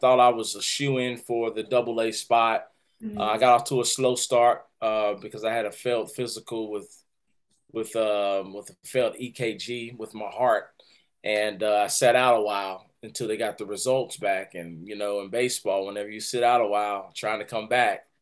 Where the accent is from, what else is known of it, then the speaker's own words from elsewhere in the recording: Winston-Salem, North Carolina, United States; I grew up in Winston, North Carolina.